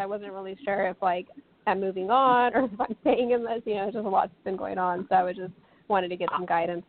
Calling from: Texas, United States; I'm calling from Texas.

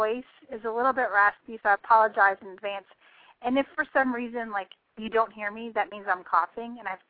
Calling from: Tennessee, United States; I am calling in from Austin, Texas. So I am far from Tennessee.

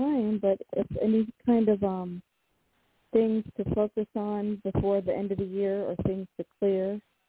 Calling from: Washington, United States; from Washington State.

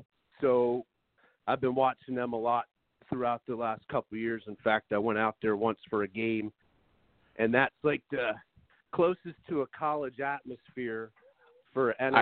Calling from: Salisbury, Maryland, United States; from Salisbury, calling from Salisbury, Maryland.

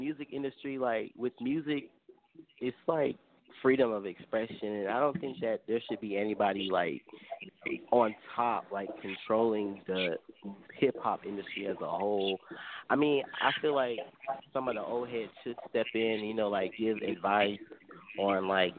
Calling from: Fayetteville, North Carolina, United States; Fayetteville, North Carolina.

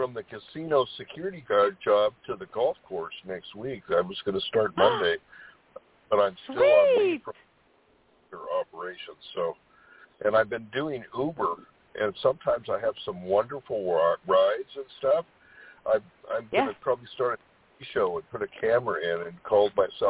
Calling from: California, United States; calling from California.

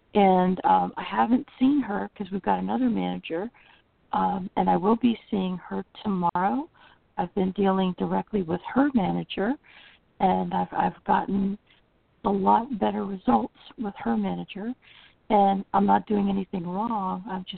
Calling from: Florida, United States; Central Florida.

